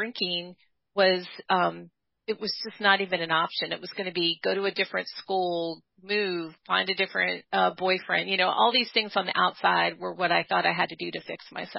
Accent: Dayton, Ohio, United States; now in Bloomington, North Carolina, United States; I'm originally from Dayton, Ohio

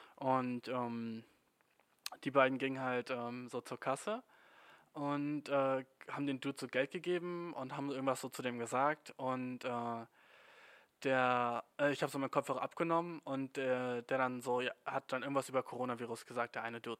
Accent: Germany; als Deutscher

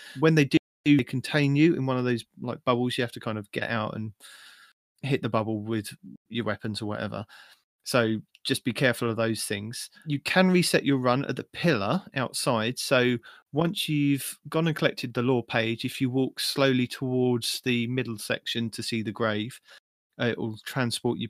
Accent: England, United Kingdom; I'm just English

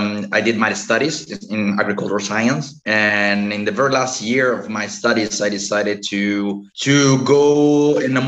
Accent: Chile; moved away as an adult; also born or lived in Germany / Rías Baixas, Spain; now in Spain; I'm originally from Chile, South America

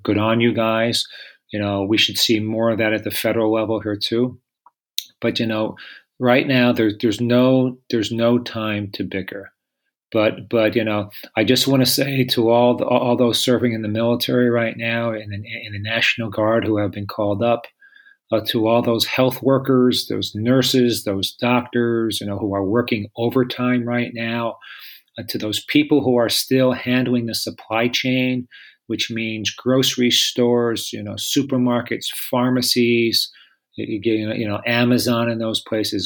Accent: Pennsylvania, United States; grew up very poor in Pennsylvania

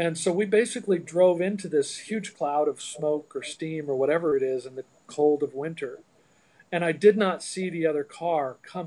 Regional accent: Iowa, United States; I grew up in Iowa

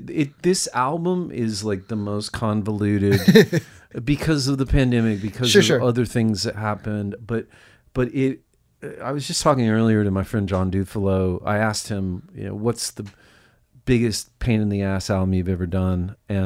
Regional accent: El Paso, Texas, United States; Which was apparently it was before my time because I was raised in El Paso.

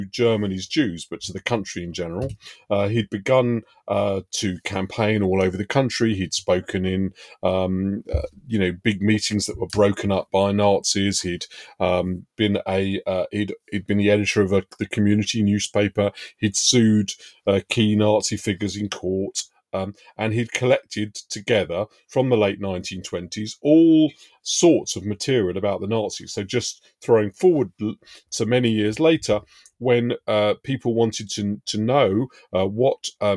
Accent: London, United Kingdom; I was brought up in Hendon Central, around the corner from Brent Cross Shopping Centre

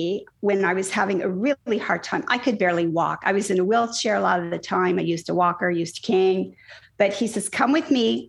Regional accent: Indiana, United States; I grew up in Indiana

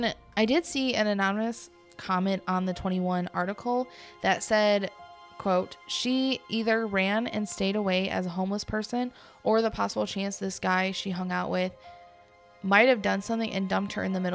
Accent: Michigan, United States; I'm from Michigan

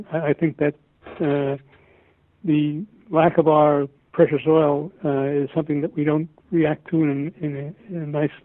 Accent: United States; we Americans

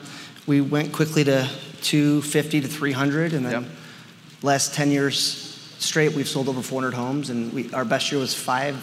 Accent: Cleveland, Ohio, United States; I came from Cleveland.

